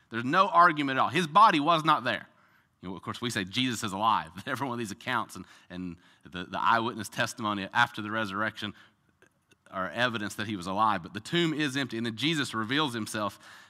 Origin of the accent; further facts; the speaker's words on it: the South, United States; This is what I do every single day. I'm from the South